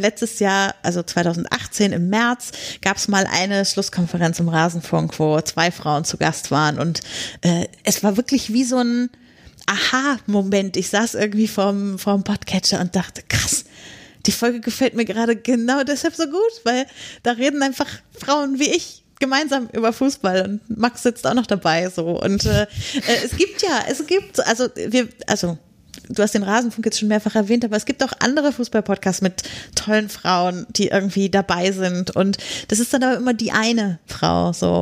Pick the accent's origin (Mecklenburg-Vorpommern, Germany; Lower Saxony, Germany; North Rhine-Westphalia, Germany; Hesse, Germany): Lower Saxony, Germany; near Lüneburg; now in Potsdam, Germany; ich komme schon aus Niedersachsen, das heißt, mhm. also nicht aus der Nähe von Wolfsburg, eher so Nordost bei Lüneburg